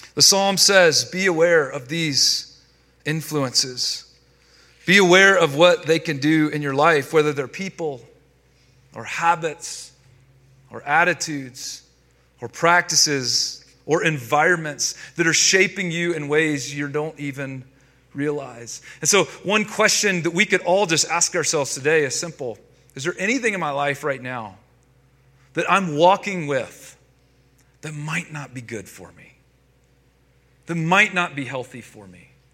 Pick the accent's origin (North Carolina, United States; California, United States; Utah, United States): North Carolina, United States; now in Denver, United States; I grew up in North Carolina.